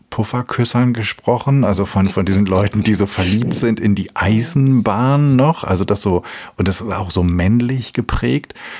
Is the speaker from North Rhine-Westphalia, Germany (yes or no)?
no; Hamelin, Lower Saxony, Germany; ich komme aus der Rattenfängerstadt